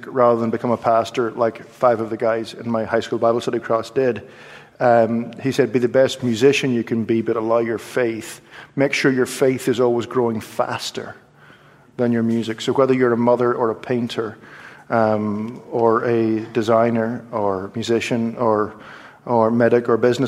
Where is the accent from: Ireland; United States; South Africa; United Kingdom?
Ireland; I'm an Irish Presbyterian who studied classical music and grew up in a home which was very conservative.